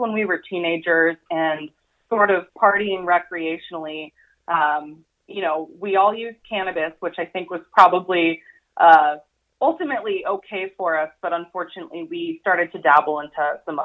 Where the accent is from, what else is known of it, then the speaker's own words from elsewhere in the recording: Tacoma, Washington, United States; Shannon, who I grew up with here in Tacoma